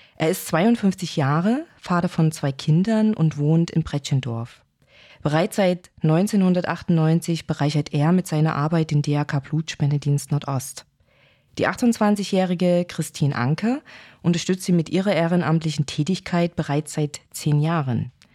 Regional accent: Chemnitz, Saxony, Germany; als gebürtige Chemnitzerin

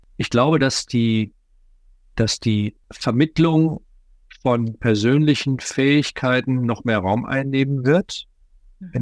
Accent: Ruhr area, North Rhine-Westphalia, Germany; bei uns im Ruhrgebiet

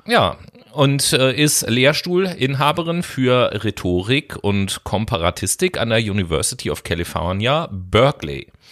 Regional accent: Germany; bei uns in Deutschland

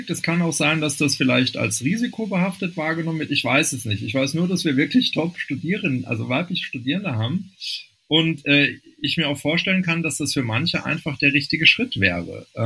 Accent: Rhineland, Germany; born there; ich bin gebürtiger Rheinländer, da sitzt die Familie auch noch.

